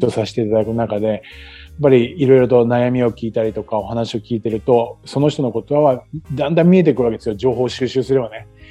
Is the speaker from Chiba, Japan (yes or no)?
yes; Chiba, Japan; moved away as an adult; now in Okinawa, Japan; 生まれ育った千葉な千葉に比べたら